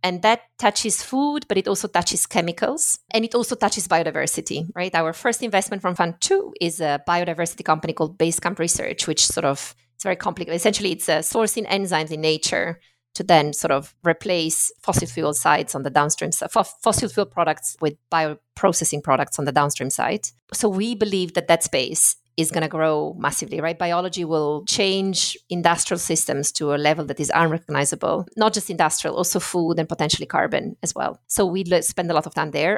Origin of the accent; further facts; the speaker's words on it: Friuli-Venezia Giulia, Italy; English is a second language; also born or lived in Middle East; now in London, United Kingdom; I grew up in the north of Italy, but in a sort of ethnic minority. So, you know, when you go to school and everything is bilingual, so that's the sort of northeastern